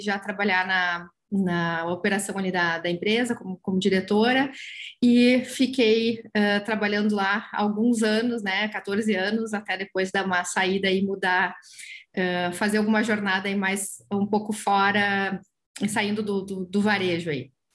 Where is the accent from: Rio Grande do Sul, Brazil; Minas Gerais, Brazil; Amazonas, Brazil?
Rio Grande do Sul, Brazil; São Jerônimo; eu sou de, de São Jerônimo, na época morava lá ainda.